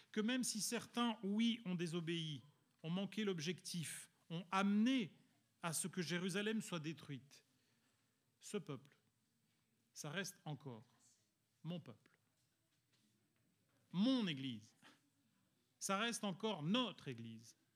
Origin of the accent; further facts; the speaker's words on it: Italy; étant donné que je suis italien et mon collègue aussi